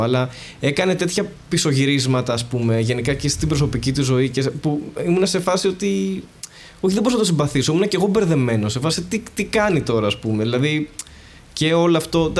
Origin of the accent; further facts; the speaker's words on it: Greece; εμείς που είμαστε Έλληνες